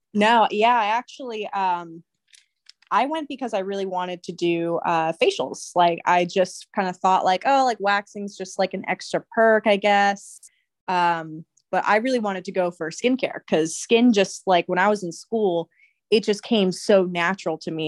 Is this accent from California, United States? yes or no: yes; Santa Maria, California, United States; growing up in Santa Maria